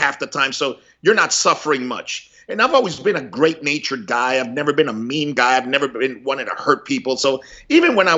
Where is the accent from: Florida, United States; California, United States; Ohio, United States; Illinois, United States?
Florida, United States; Miami; also born or lived in Cuba; growing up in Miami in the 70s